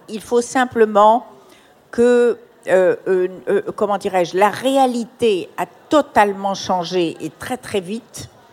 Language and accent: French; Morocco; dans mon enfance au Maroc